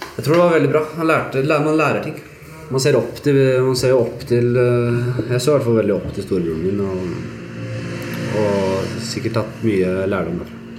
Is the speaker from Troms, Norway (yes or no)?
no; Oslo, Norway; Og vi vokste opp i Granstveien på Bekkelaget og hadde det jævlig ålreit der.